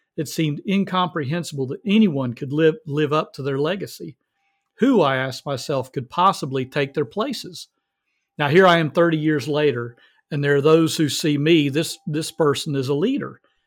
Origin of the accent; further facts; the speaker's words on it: the South, United States; I'm from the South.